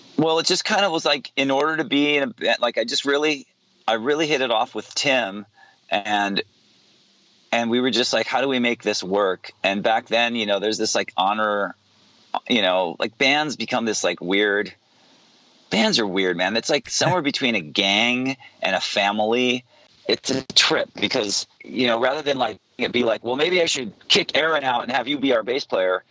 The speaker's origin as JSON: {"language": "English", "town": "Santa Barbara", "region": "California", "country": "United States", "tie": "born or raised there", "said": "my hometown in santa barbara"}